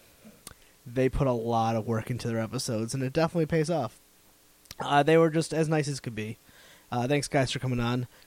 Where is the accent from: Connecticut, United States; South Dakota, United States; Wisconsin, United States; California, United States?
Connecticut, United States; also born or lived in northern New Jersey; I'm from Connecticut